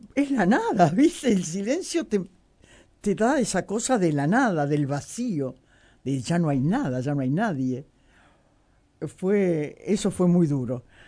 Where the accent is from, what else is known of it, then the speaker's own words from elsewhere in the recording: Uruguay; soy muy uruguaya